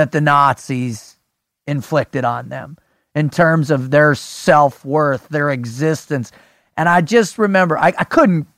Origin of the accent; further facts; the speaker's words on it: South Florida, United States; growing up in South Florida, we had the highest concentration of Holocaust survivors